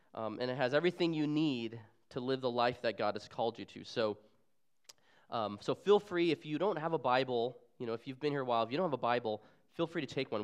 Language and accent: English; Arizona, United States; moved away as an adult; also born or lived in Seattle, Washington; I'm originally from Arizona, where I was born and raised